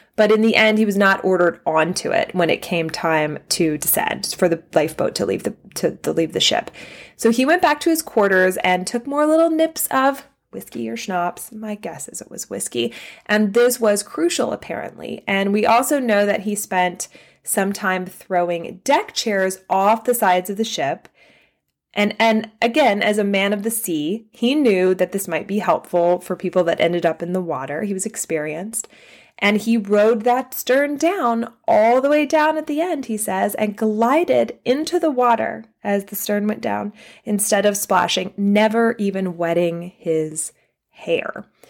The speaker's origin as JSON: {"language": "English", "area": "Southern", "region": "Southern United States", "country": "United States", "accent": "Southern", "said": "this is my Southern accent"}